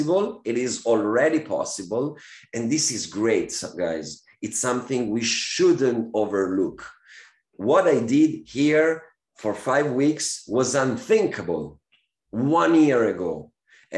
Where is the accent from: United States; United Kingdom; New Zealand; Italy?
Italy; moved away as an adult; now in El Salvador; I come from Italy, most of us come from lucky country